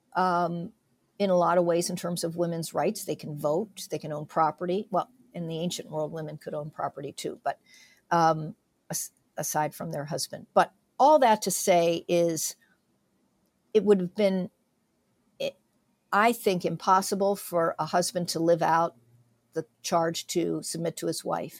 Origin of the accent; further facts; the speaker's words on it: south central Pennsylvania, United States; my husband and I, raised in south central Pennsylvania